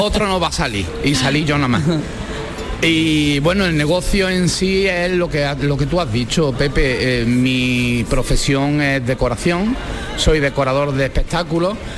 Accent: Málaga, Andalusia, Spain; soy malagueño

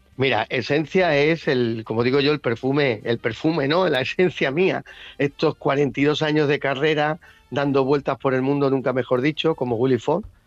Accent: Córdoba, Andalusia, Spain; soy gitano nacido en España, nacido en Córdoba, soy andaluz

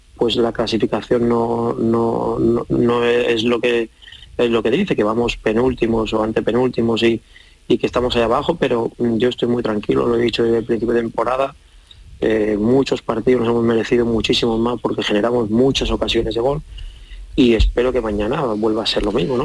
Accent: San Sebastián, Basque Country, Spain; yo soy de Donosti

